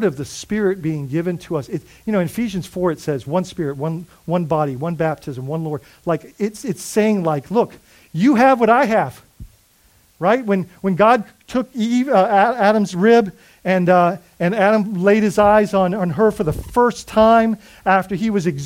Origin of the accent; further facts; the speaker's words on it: Bahamas; now in United States; I'm Bahamian